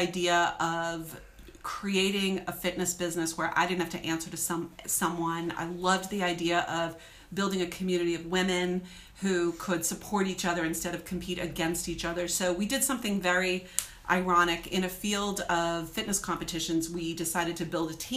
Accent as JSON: {"language": "English", "region": "New England", "country": "United States", "said": "I am from New England"}